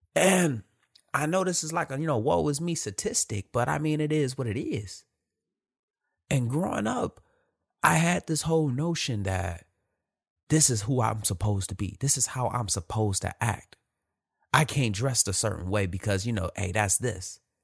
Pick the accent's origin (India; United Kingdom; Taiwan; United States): United States; Detroit, Michigan; Born and raised in Detroit, Michigan